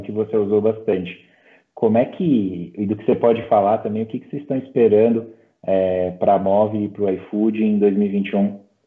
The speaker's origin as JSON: {"language": "Portuguese", "country": "Brazil", "said": "como brasileiro"}